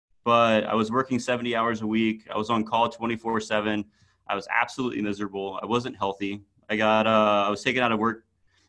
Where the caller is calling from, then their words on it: Raleigh, North Carolina, United States; I am in Raleigh, North Carolina.